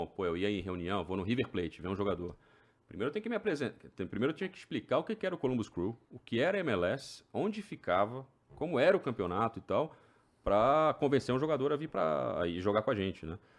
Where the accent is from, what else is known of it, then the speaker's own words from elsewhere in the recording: Brazil; moved away as an adult; also born or lived in Maryland, United States; now in Orlando, United States; sou brasileiro